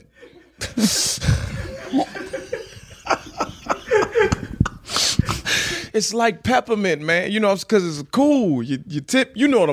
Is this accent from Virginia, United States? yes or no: yes; Virginia, United States; I'm from Virginia